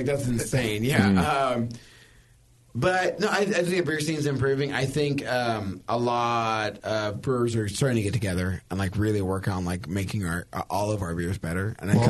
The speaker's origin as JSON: {"language": "English", "town": "Sacramento", "region": "California", "country": "United States", "tie": "born or raised there", "said": "I live there. It's fine. Yeah. It's fine. Just talk shit about my hometown."}